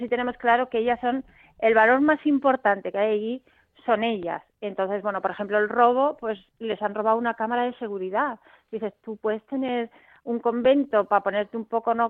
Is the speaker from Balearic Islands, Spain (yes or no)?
no; Bilbao, Basque Country, Spain; yo es que soy de Bilbao